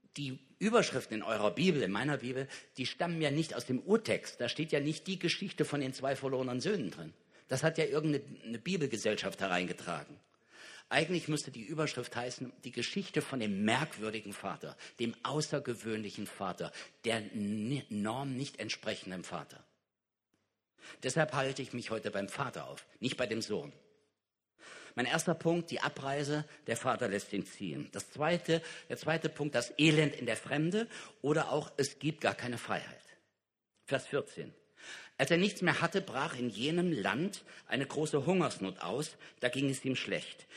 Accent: Kassel, Hesse, Germany; in Kassel, da wo ich herkomme

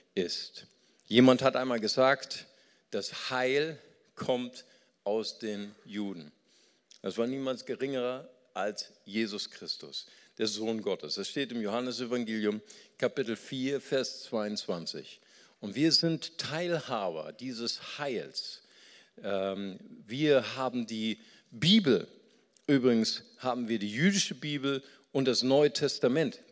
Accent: Germany; also born or lived in Brazil; ich komme aus Deutschland

